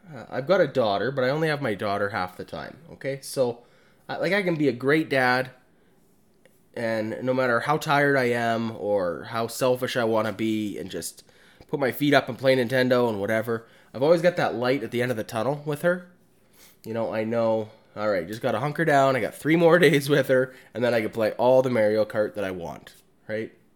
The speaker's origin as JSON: {"language": "English", "region": "Alberta", "country": "Canada", "said": "I'm from Alberta"}